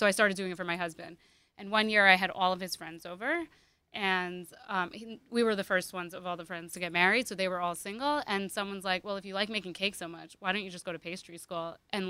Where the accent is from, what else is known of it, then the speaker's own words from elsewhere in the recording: Hong Kong; moved away; also born or lived in Myrtle Beach, South Carolina / Florida; I grew up in Hong Kong.